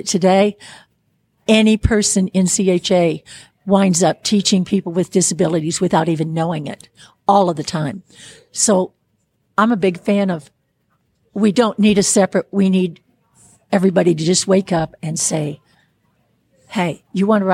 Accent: Chicago, Illinois, United States; now in Houston, United States; having landed in Houston, Texas, but originally from Chicago

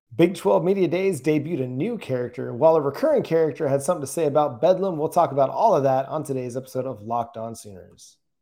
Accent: Dallas, Texas, United States; now in Oklahoma, United States; I grew up in Texas and Dallas Fort Worth area from 97, you know, till I moved to Oklahoma in 2009

